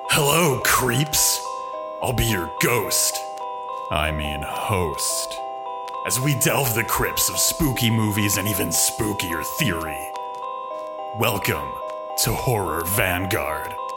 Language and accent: English; United States; I'm too American